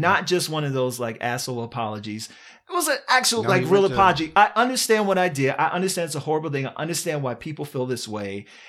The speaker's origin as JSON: {"language": "English", "region": "Virginia", "country": "United States", "said": "And first of all, I'm from Virginia."}